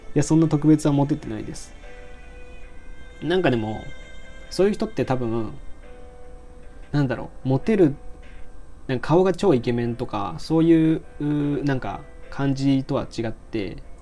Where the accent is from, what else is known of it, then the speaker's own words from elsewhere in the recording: Aichi, Japan; moved away as an adult; also born or lived in Kansai; 僕愛知県出身なんで。